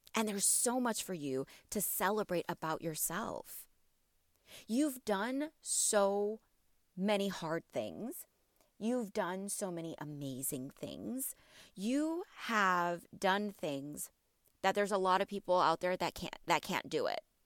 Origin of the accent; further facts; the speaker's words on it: border of Illinois and Wisconsin, Midwest, United States; moved away as an adult; now in Houston, United States; I'm from the Midwest. Okay, I am from the border of Illinois and Wisconsin